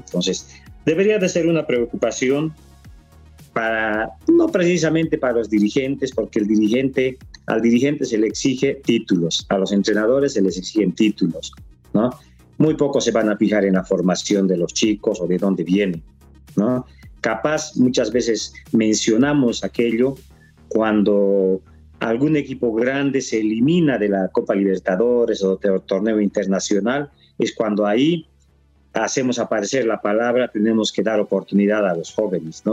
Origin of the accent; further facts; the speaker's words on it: Bolivia; como boliviano